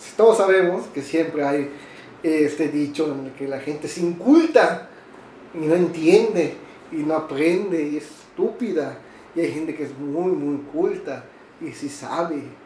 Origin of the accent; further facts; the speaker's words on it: Yucatán, Mexico; yo, como yucateco